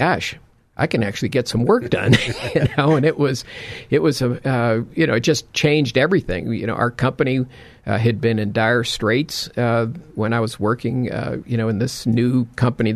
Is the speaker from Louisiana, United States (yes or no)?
no; Chicago, Illinois, United States; moved away as an adult; now in Houston, United States; I grew up in Chicago